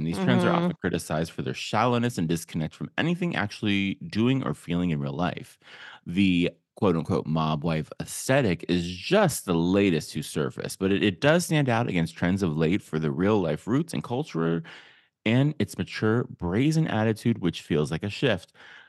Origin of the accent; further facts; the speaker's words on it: Youngstown, Ohio, United States; even coming from like a big Puerto Rican family, like the thing is it's so, and like, and I'm from Youngstown. And so it's like very much parallel with all my Italian friends growing up.